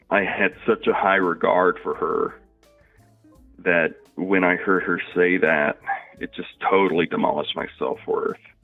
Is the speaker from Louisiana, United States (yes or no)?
yes; Louisiana, United States; moved away; moved back to my hometown in Louisiana at the age of 19